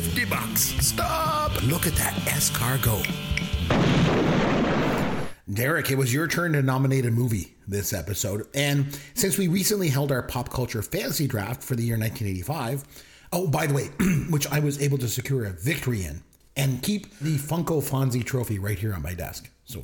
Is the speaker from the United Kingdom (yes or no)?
no; Canada; we are Canadian.